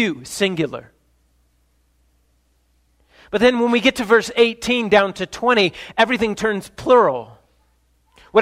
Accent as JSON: {"language": "English", "region": "Ohio", "country": "United States", "said": "I'm from Ohio"}